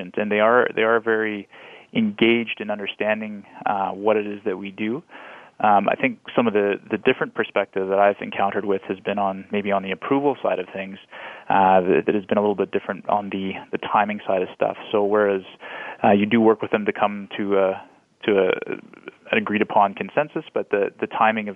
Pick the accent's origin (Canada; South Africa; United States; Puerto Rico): Canada; as Canadian